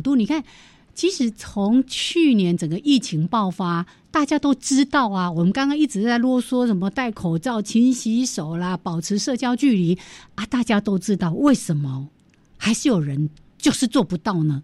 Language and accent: Chinese; Changhua County, Taiwan; 我住彰化嘛， 我彰化人， 我们家后面本来有一条非常清澈的小溪